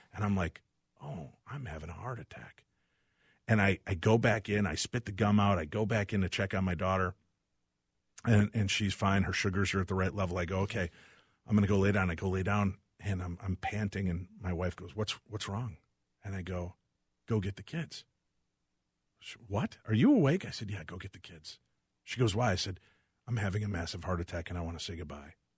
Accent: Illinois, United States; I grew up in Illinois

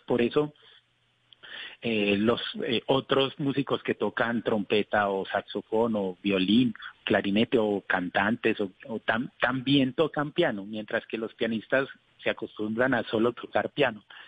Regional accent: Colombia

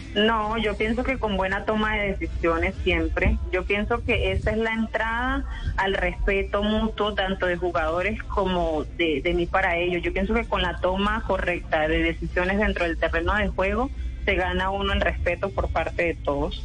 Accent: Santa Marta, Magdalena, Colombia; moved away as an adult; now in Cúcuta, Colombia; yo soy de Santa Marta, toda mi vida nací en Santa Marta, eh, nací, viví, crecí en Santa Marta

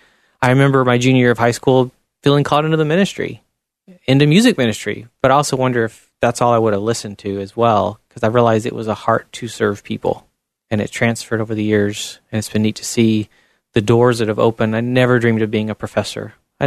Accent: Chile; There was a lot of struggles there because I was kind of the white redhead amongst a very different looking people.

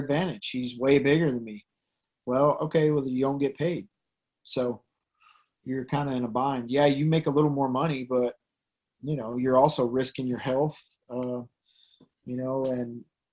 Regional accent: Tennessee, United States; accent: Tennessean; my silly Tennessean accent

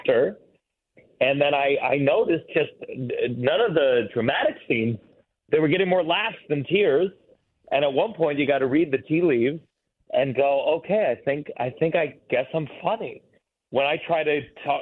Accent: New York City, New York, United States; I was from New York

